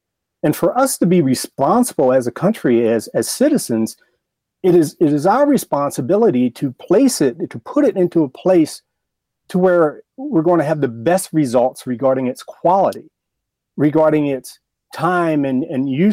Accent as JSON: {"language": "English", "town": "Baltimore", "region": "Maryland", "country": "United States", "tie": "born or raised there", "said": "I grew up in Baltimore. I'm from Baltimore."}